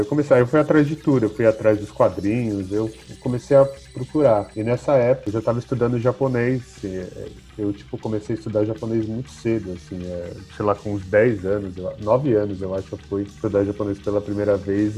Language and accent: Portuguese; São Paulo, Brazil; eu sou daqui de São Paulo, sou ali do, do Butantes. Butantã ali no Rio Pequeno. Cresci, cresci em São Paulo